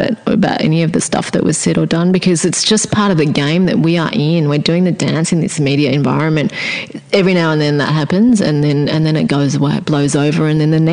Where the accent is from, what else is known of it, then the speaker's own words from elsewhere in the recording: Australia; Here I am in Australia because I'm Australian